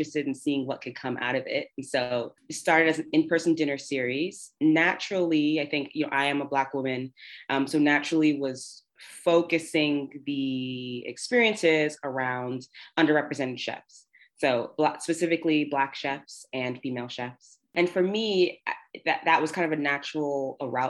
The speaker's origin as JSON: {"language": "English", "town": "New York City", "region": "New York", "country": "United States", "tie": "born or raised there", "said": "I am a New Yorker born and raised, located here in New York City."}